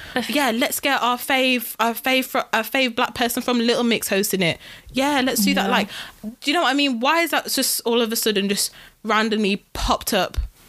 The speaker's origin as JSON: {"language": "English", "country": "United Kingdom", "said": "I am British, guys."}